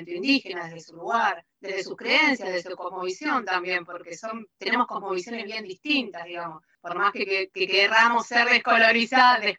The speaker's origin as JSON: {"language": "Spanish", "town": "Lanús", "region": "Buenos Aires Province", "country": "Argentina", "also_born_or_lived": "Pacha", "moved": "yes", "said": "yo ahora vivo en pacha, pero soy de Lanús"}